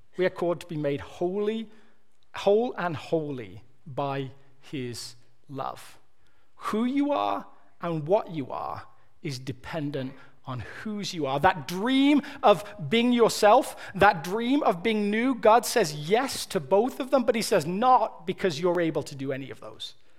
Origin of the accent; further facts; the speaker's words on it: Birmingham, West Midlands, United Kingdom; now in United States; I'm from Birmingham.